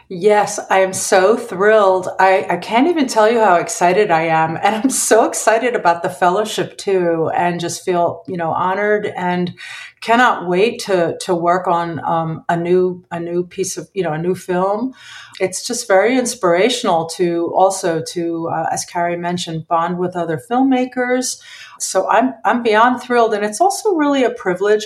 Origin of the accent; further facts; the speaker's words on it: Philadelphia, Pennsylvania, United States; I grew up in Philadelphia. I was born there